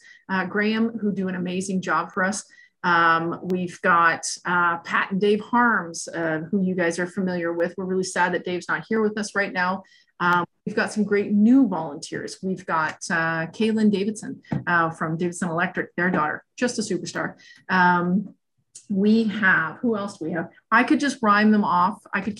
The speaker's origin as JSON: {"language": "English", "region": "Scotland", "country": "United Kingdom", "said": "I often say I could get hit by a bus tomorrow because I'm Scottish."}